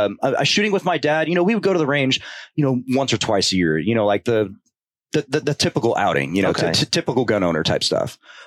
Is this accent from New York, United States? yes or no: no; Porterville, California, United States; I'm born and raised in California.